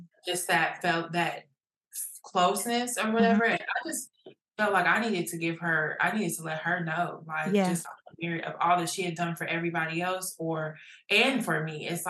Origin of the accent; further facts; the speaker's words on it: Muncie, Indiana, United States; moved away as an adult; now in Dothan, United States; I'm from Indiana, Muncie, a little small dot in the middle